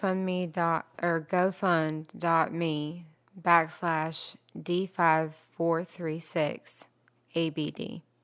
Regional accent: Georgia, United States; also born or lived in East Dublin, Georgia / Wilmington Island, Savannah, Georgia; now in Savannah, United States; originally I'm from Wilburn

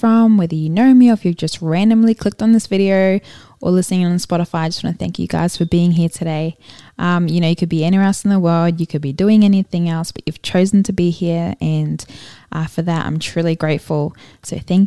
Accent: Brisbane, Queensland, Australia; also born or lived in Auckland, New Zealand / Gold Coast, Australia; I was born in Auckland, New Zealand, and moved to the Gold Coast when I was 9, and I've been in Brisbane since I was about 10

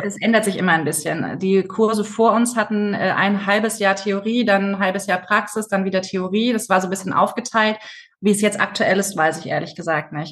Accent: Stuttgart area, Baden-Württemberg, Germany; ich bin in der Stuttgarter Ecke aufgewachsen

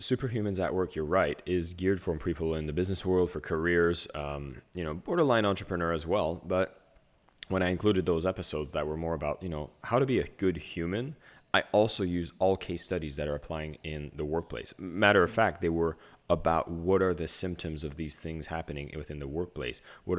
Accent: Canada; So first off … I grew up in a small village in Canada

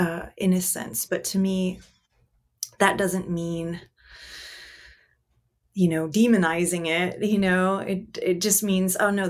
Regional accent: Germany; now in United States; I was born and raised in Germany. And so I consider myself half German.

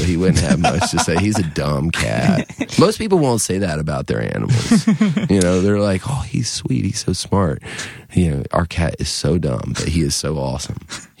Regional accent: North Carolina, United States; I grew up in the Cape Fear area of North Carolina, down near Wilmington part of the time.

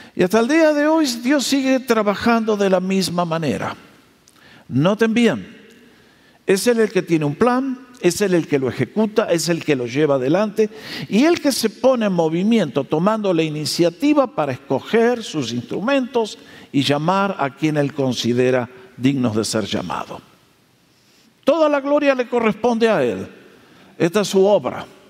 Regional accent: Argentina; moved away; Nosotros nacimos en Argentina eh, dentro del cristianismo en un grupo que allá se llama los hermanos libres

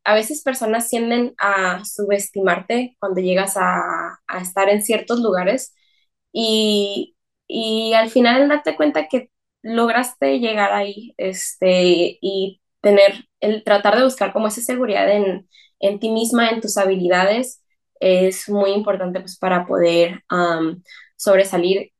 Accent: Mexicali, Baja California, Mexico; also born or lived in San Francisco Bay Area, United States; yo soy mexicana

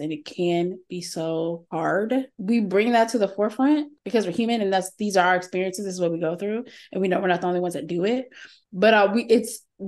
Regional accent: Texas, United States; accent: Texan; my regular Texan vernacular

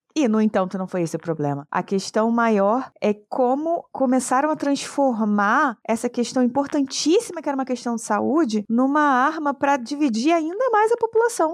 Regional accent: Rio de Janeiro, Brazil; Eu moro no Rio de Janeiro, eu sou do Rio de Janeiro

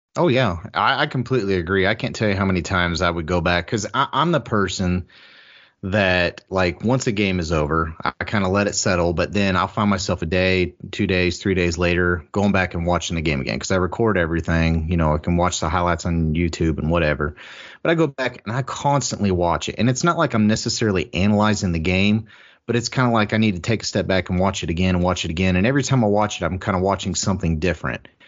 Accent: Columbus, Ohio, United States; I grew up in Columbus

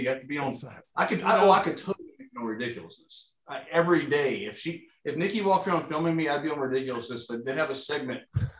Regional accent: Louisiana, United States; moved away as an adult; now in Houston, United States

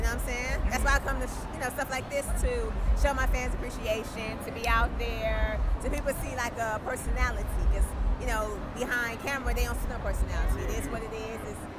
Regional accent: Los Angeles, California, United States; also born or lived in Houston / Atlanta; L.A. Born and raised. South Central.

